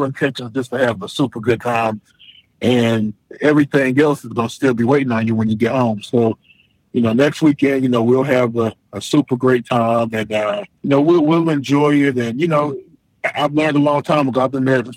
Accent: Charlotte, North Carolina, United States; I'm from Charlotte, but I'm not a Panthers fan

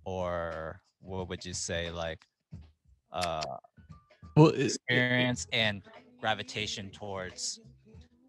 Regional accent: Dallas, Texas, United States; my hometown, specifically Dallas, I guess that's my hometown

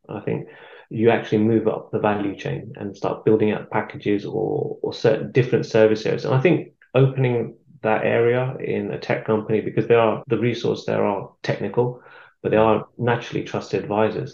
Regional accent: London, United Kingdom; moved away as an adult; now in Warwickshire, United Kingdom; I've been living here for about 10 years. I'm from London

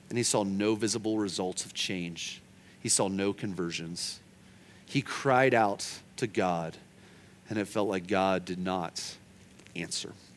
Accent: Oklahoma, United States; I'm from Oklahoma

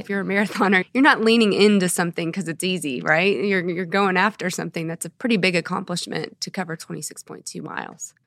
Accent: Dallas, Texas, United States; moved away as an adult; also born or lived in Houston, Texas; now in Norman, United States; I grew up in Texas, in the Dallas area

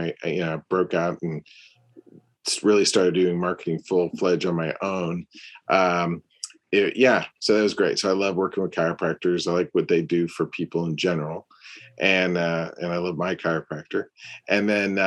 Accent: Peoria, Illinois, United States; moved away; also born or lived in St. Louis, Missouri; St. Louis and the Midwest originally, Illinois, Peoria, Illinois, and then St. Louis

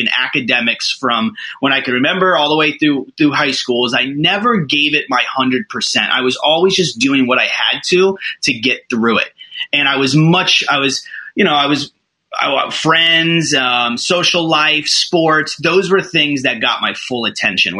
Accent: Orlando, Florida, United States; also born or lived in Bangor, Maine; I was born in Maine, Bangor, Maine, home of Stephen King. Know nothing about it. I left when I was a baby, moved to Orlando when I was a baby, and have been here my whole life

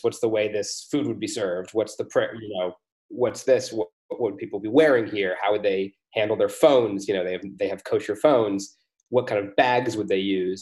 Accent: United States; moved away as an adult; now in Europe; I'm American but I've been living in Europe for uh, almost a decade

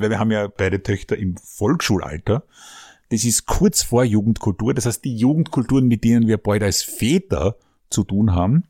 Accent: Vienna, Austria; Bei uns in Simmering

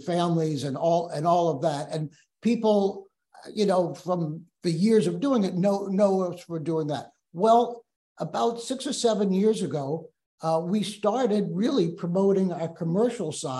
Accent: New Orleans, Louisiana, United States; moved away as an adult; now in Memphis, United States; we're from New Orleans, but that's how we're in Memphis

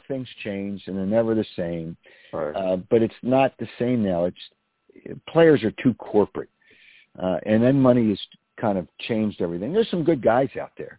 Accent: Philadelphia, Pennsylvania, United States; I grew up in this town

